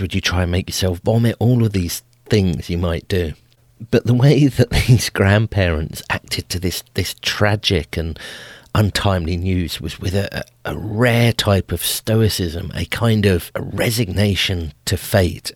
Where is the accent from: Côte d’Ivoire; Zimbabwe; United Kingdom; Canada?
United Kingdom; England; I'm an Englishman.